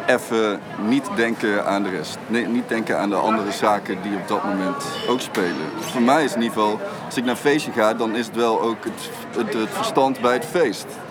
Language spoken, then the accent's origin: Dutch; Eindhoven, North Brabant, Netherlands; als Eindhovenaar